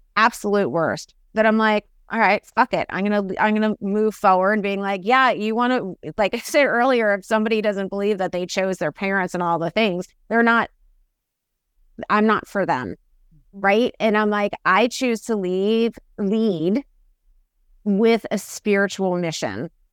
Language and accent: English; New York, United States; I'm from New York